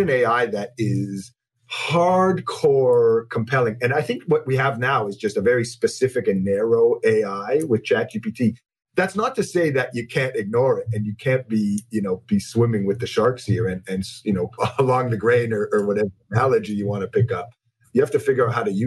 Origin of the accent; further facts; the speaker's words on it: Toronto, Ontario, Canada; I'm born and raised in Toronto.